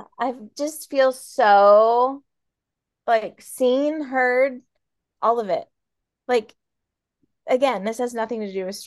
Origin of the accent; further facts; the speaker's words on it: New York, United States; also born or lived in Florida / Hawaii / Kentucky / Oklahoma; So I grew up in New York and then I moved to Florida, lived there for like 4 years, and then moved to Hawaii and lived there for 3 years.